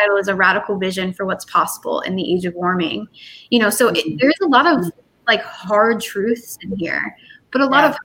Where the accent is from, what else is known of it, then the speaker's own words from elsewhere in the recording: the North, United States; moved away; also born or lived in the South; I grew up in the North